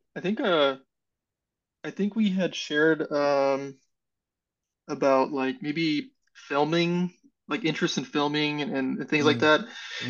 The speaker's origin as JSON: {"language": "English", "region": "California", "country": "United States", "tie": "born or raised there", "moved": "as an adult", "lives_now": "Indianapolis, United States", "said": "I'm originally from California"}